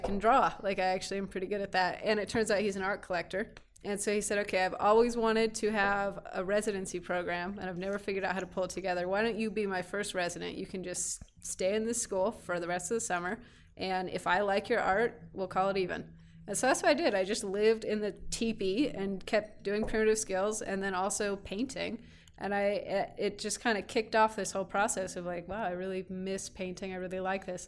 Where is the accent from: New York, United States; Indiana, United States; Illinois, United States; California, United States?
California, United States; Petaluma; also born or lived in Orange County, California; now in Kingman, United States; born in, uh, Orange County, Southern California, moved up north when, I think, w, I was three